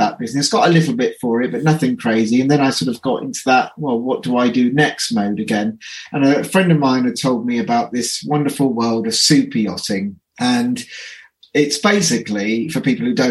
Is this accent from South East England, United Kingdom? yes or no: yes; Reading, South East England, United Kingdom; moved away as an adult; now in Cornwall, United Kingdom; I came out back to Reading, my hometown where I'm from